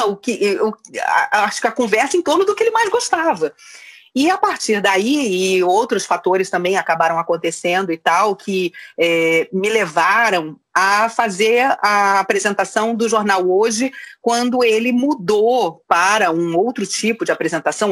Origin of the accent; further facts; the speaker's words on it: Rio de Janeiro, Brazil; moved away as an adult; now in São Paulo, Brazil; Eu fui criada no Rio de Janeiro. E até os 25 anos morei no Rio de Janeiro.